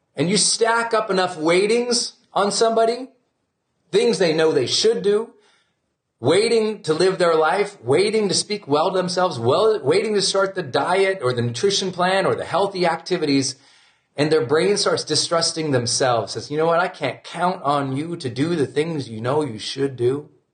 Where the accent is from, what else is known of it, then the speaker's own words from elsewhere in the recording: Montana, United States; I'm from Montana